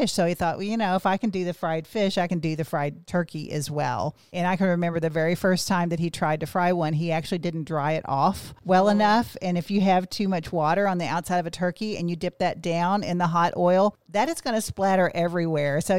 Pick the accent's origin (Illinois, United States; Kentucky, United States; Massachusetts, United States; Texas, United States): Kentucky, United States; Well, I grew up in Western Kentucky, and my family was much like many families.